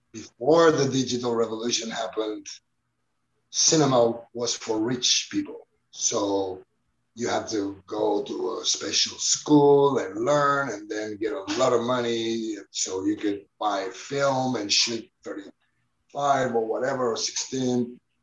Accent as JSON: {"language": "English", "town": "Barcelona", "region": "Catalonia", "country": "Spain", "tie": "born or raised there", "said": "I was born in Barcelona in the 1970s"}